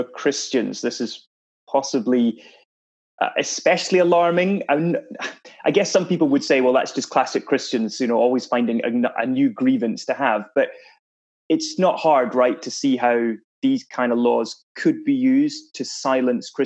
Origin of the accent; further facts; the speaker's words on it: Edinburgh, Scotland, United Kingdom; I'm from Edinburgh